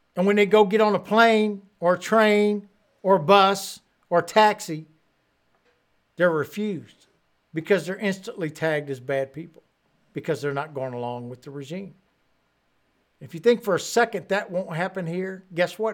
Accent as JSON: {"language": "English", "country": "United States", "tie": "born or raised there", "said": "it's not the same America that I grew up"}